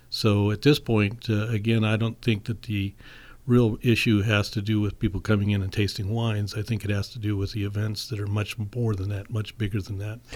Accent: St. Helena, California, United States; I was born and raised in St. Helena

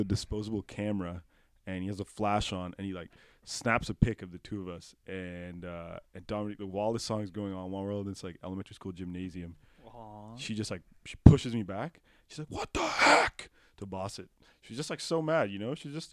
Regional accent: Pickering, Ontario, Canada; also born or lived in Ajax, Ontario; I moved in fourth grade from Ajax to Pickering and I was devastated.

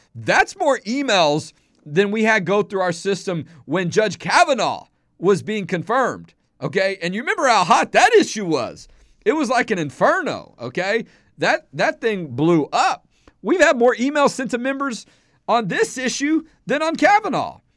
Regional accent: Houston, Texas, United States; also born or lived in Dallas area, Texas; I'm from Houston

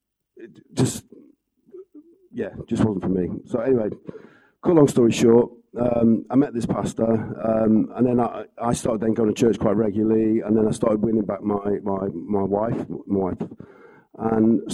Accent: Wales, United Kingdom; So, I come from Wales. I come from a family of four.

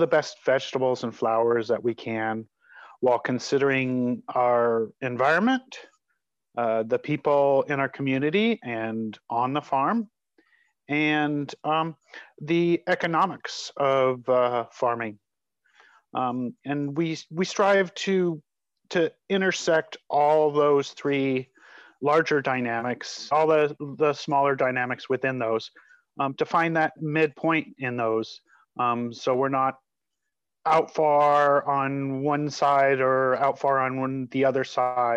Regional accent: just outside of Denver, Colorado, United States; moved away; also born or lived in San Francisco Bay Area, California; I was born just outside of Denver, Colorado

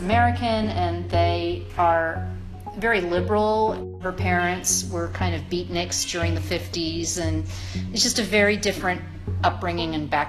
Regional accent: Sydney, New South Wales, Australia; now in Los Angeles, United States; I am originally from Sydney, Australia, but I have been living in Los Angeles in the United States since 1978.

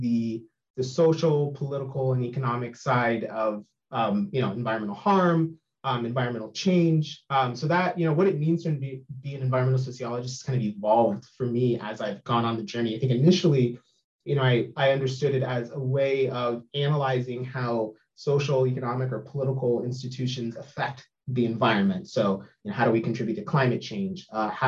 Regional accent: Sacramento, California, United States; also born or lived in Humboldt State / Portland; now in Eugene, United States; I grew up in Sacramento

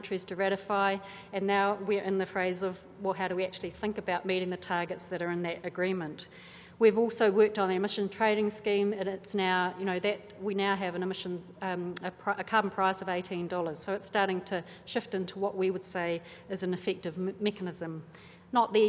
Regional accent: New Zealand; as a New Zealander

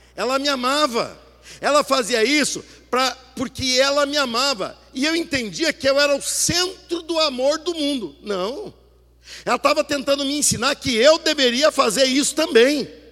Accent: Brazil; nós nos portamos como brasileiros

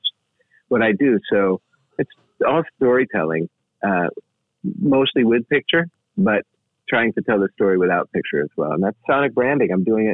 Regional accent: New York, United States; now in Los Angeles, United States; I'm a New Yorker

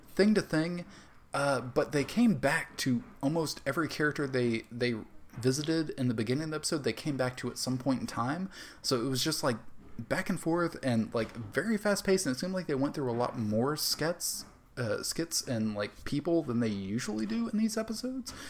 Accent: the South, United States; growing up in the South

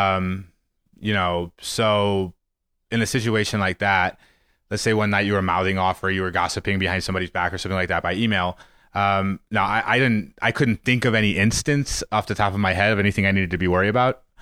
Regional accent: Missouri, United States; I grew up in Missouri

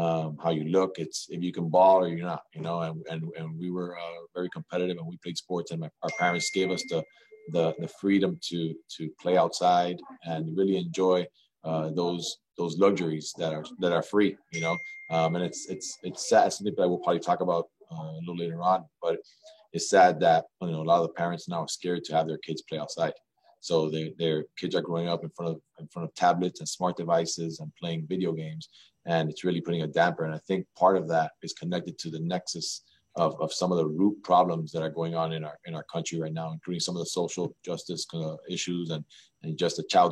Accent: Miami, Florida, United States; Just a kid from Miami, man. Grew up here

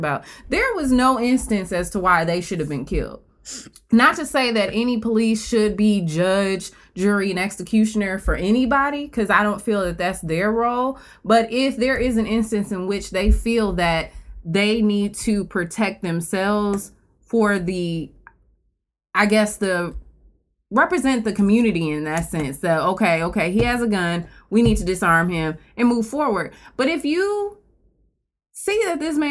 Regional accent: Milwaukee, Wisconsin, United States; now in Chicago, United States; I'm from Milwaukee. I don't live here now

